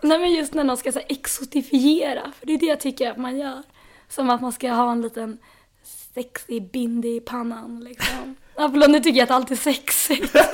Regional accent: Stockholm, Stockholm County, Sweden; jag är ju också född här på Södermalm

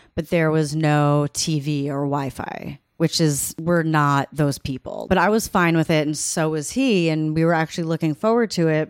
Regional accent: Long Island, New York, United States; I'm from Long Island

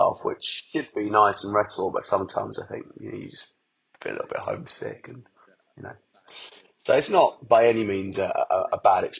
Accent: Essex, East of England, United Kingdom; also born or lived in Hackney, London / Highgate, London; I grew up in Essex

